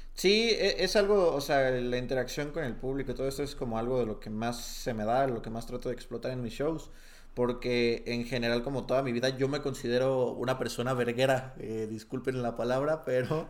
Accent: Tepatitlán de Morelos, Jalisco, Mexico; moved away; yo nací en Tepatitlán de Morelos, Jalisco, un pueblito muy alejado de eh, varias cosas

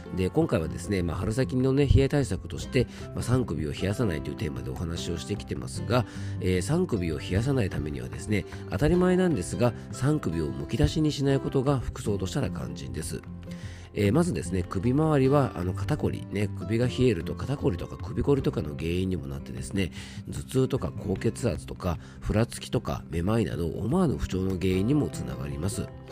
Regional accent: Yamanashi, Japan; 僕の地元の名所で昇仙峡っていうですね非常にあの山梨でもね有名な渓谷がある

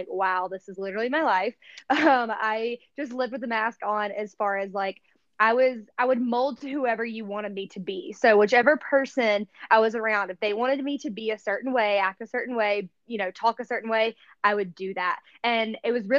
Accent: the South, United States; moved away as an adult; when I was growing up in the South versus when I moved out here when I was 23 years old.

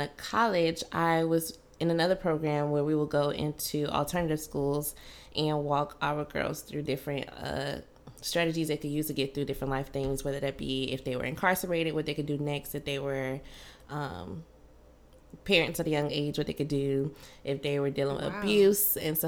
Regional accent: Miami, Florida, United States; moved away as an adult; now in Baton Rouge, United States; I am originally from Miami, moved to Baton Rouge, Louisiana through TFA

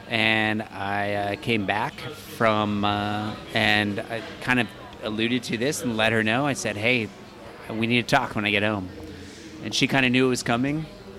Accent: Florida, United States; It's sad, but I'm from the South, or from the Florida originally.

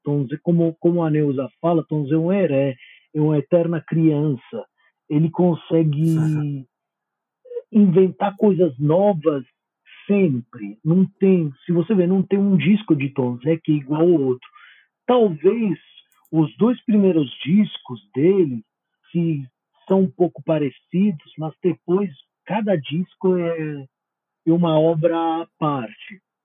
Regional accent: Italy; Portuguese is a second language; eu como italiano

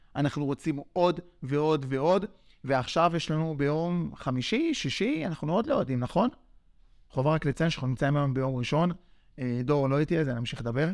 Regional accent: Yavne, Central District, Israel; אנחנו מרוקאים מיבנה, מהשכונה

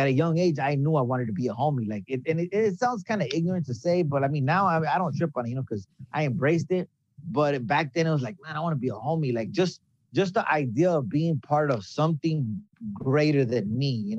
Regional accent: Baldwin Park, California, United States; also born or lived in Los Angeles; I was born in L.A., but I was raised in Baldwin Park

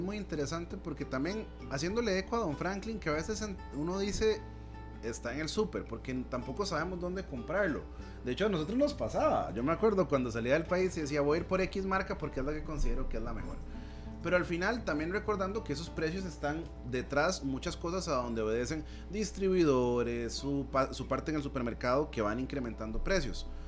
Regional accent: Costa Rica

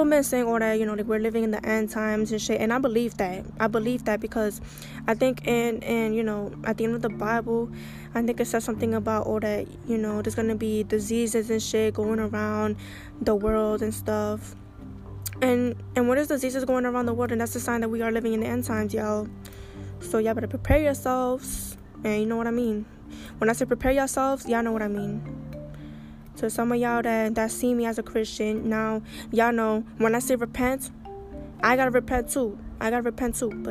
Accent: New York, United States; I'm from New York

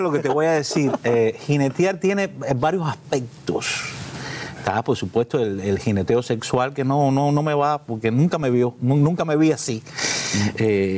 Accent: Matanzas, Cuba; moved away; Soy del centro de Matanza, de Pueblo Nuevo, en la calle de las Mercedes

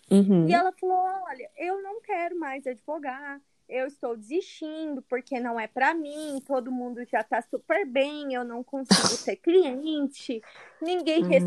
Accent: Goiânia, Goiás, Brazil; moved away as an adult; now in Uberlândia, Brazil; Eu sou goiana, eu sou goiana, né? Natural uhum. aqui de Goiânia mesmo. E é, eu, eu moro em Uberlândia, mas eu atuo tanto aqui em Goiânia quanto em Uberlândia.

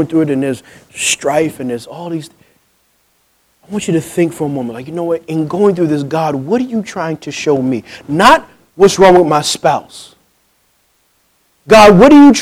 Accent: New Jersey, United States; I'm from New Jersey

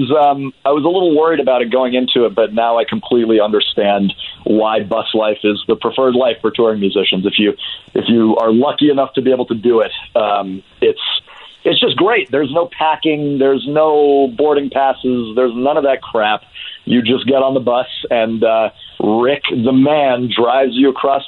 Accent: Dallas, Texas, United States; Dallas is my hometown

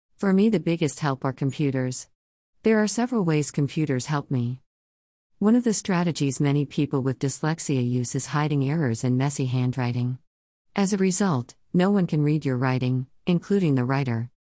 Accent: Germany; English is a second language; moved away as an adult; now in Canada; I was born and raised in Germany

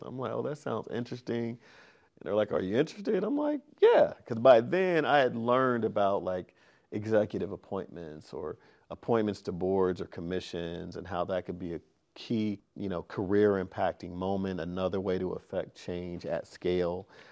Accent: Sacramento, California, United States; I grew up in Sacramento

